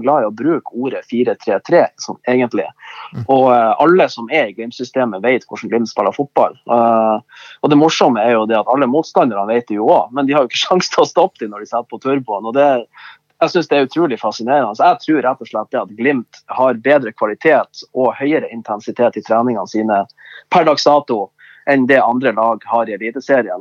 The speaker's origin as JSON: {"language": "Norwegian", "town": "Bodø", "region": "Nordland", "country": "Norway", "tie": "born or raised there", "said": "født og oppvokst i Bodø"}